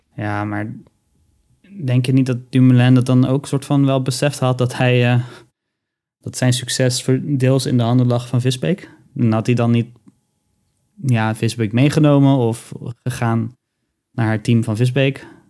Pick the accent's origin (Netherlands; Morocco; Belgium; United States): Netherlands; we zijn als, als Nederlanders